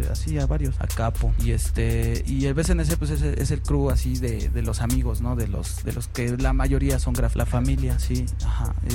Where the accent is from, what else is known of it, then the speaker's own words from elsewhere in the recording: Guadalajara, Jalisco, Mexico; now in Mexico City, Mexico; yo este llegué a la ciudad, yo soy de Guadalajara y me trajeron aquí a la ciudad a los barrios de Pantitlán